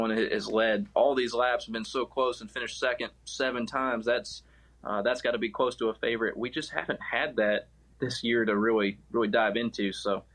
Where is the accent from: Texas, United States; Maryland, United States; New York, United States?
Texas, United States; now in North Carolina, United States; my home state, and going back to Texas